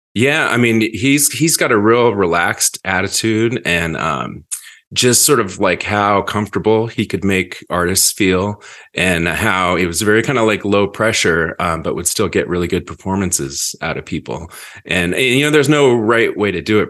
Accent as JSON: {"language": "English", "town": "Seattle", "region": "Washington", "country": "United States", "tie": "born or raised there", "said": "being a teenager in Seattle in the nineties"}